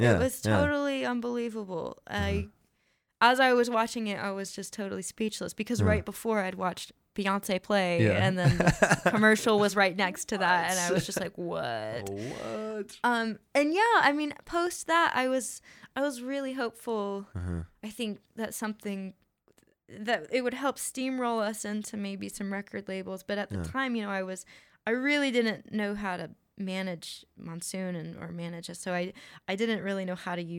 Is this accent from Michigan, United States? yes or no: no; Athens, Georgia, United States; also born or lived in California; I love being from Athens. I think it's great. This is, you know, pretty much where I'm from. I'm from California, but I moved here when I was really young.